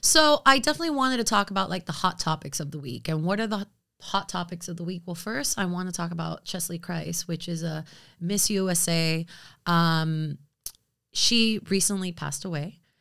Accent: United States; I am American, but I am also very much Latina.

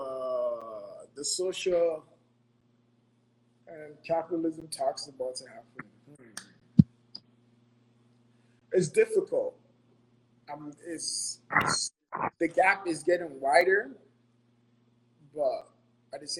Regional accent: Ghana; moved away; I was born and raised in Ghana

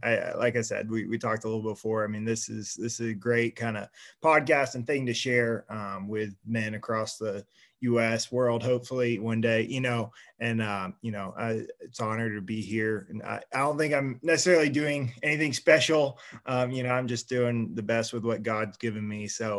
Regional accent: Colorado Springs, Colorado, United States; also born or lived in Dallas, Texas / Sweden; Grew up in Dallas, and then we moved to Colorado when I was really young. So grew up mostly in Colorado Springs, Colorado.

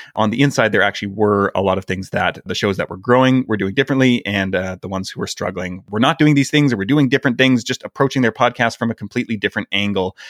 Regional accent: Canada; moved away; I'm Canadian

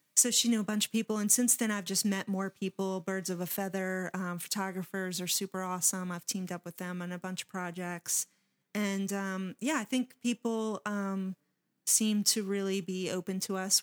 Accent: Waldorf, Maryland, United States; when I was growing up in Waldorf, there wasn't a place to show your art

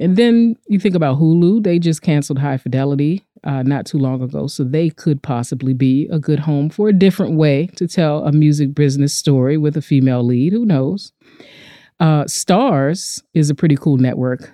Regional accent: United States; We're both American women, we're both Black

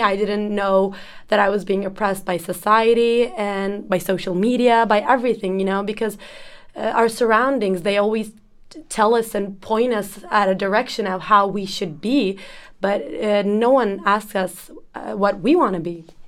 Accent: Ankara, Turkey; I'm from Turkey, uh, Ankara, to be precise, the capital.

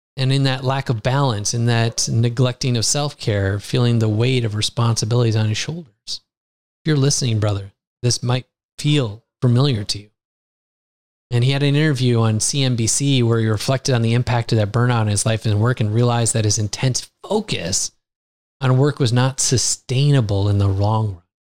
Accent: United States; now in Lisbon, Portugal; I grew up in the United States

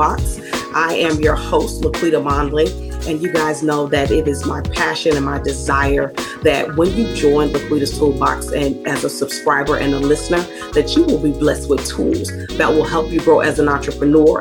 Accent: Mississippi, United States; accent: Southern; I'm Southern. I'm from Mississippi.

